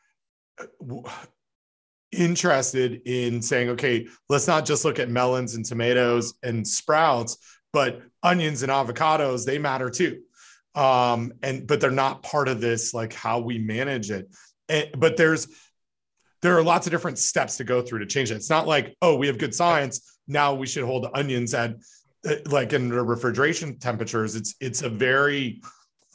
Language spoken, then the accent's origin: English; Ontario, Canada; the law that I grew up with in Ontario